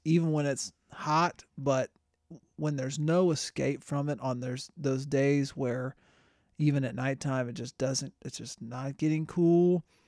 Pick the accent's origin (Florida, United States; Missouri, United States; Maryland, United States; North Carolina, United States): Florida, United States; moved away; I grew up in Florida